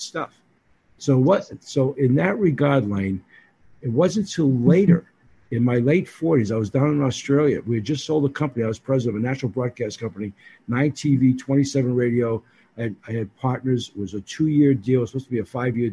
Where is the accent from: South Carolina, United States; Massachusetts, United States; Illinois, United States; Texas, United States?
Massachusetts, United States; Boston; accent: Boston; moved away; also born or lived in Hawaii / Seattle / New York; I'm the guy from Hawaii with this Boston accent